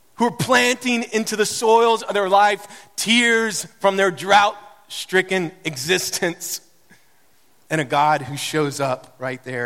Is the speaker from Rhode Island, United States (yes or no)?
no; Mount Juliet, Tennessee, United States; moved away; that's my hometown